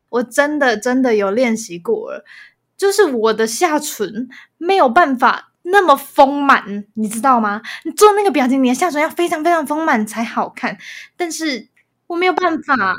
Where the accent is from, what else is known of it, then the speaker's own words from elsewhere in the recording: Taiwan; 我是台湾人